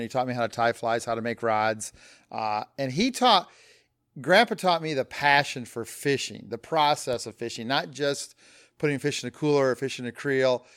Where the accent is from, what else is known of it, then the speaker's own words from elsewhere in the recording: Flint, Michigan, United States; born and raised in Flint, Michigan.